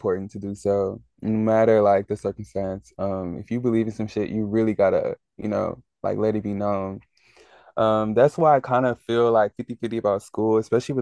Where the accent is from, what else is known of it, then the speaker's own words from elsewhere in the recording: Nigeria; me being Nigerian